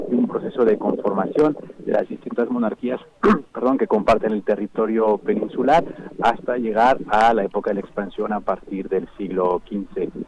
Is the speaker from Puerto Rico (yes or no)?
no; Mexico; para conocer mejor a nuestra historia mexicana, nuestra propia identidad como mexicanos